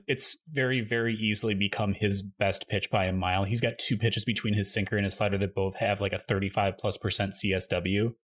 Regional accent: Midwest, United States; moved away; I grew up in the Midwest, that I'm just so used to always having a basement

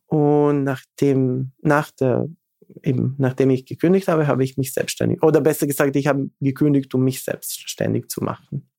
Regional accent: Bor, eastern Serbia, Serbia; German is a second language; moved away as an adult; now in Vienna, Austria; ich bin geboren äh, 83 eben in Bor. Das ist Ostserbien.

